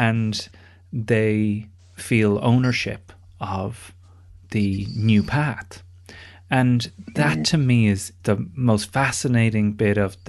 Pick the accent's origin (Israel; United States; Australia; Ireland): Ireland; I grew up in Ireland